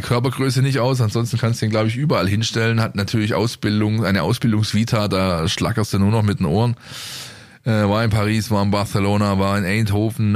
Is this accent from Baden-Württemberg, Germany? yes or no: yes; Stuttgart, Baden-Württemberg, Germany; für mich als Stuttgarter